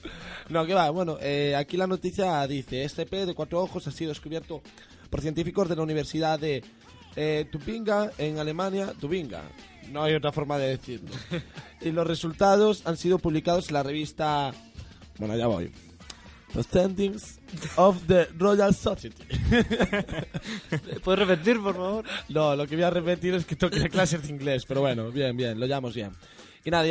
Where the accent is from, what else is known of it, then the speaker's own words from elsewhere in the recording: Verín, Galicia, Spain; mi tierra, de, de Berín. Buen vino y buenos carnavales, de allí donde soy yo